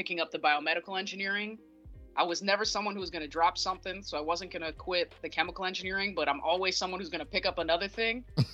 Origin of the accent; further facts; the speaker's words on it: Northern Virginia, United States; moved away as an adult; also born or lived in Pittsburgh; now in Providence, United States; I'm originally from Northern Virginia, just outside of Washington, D.C.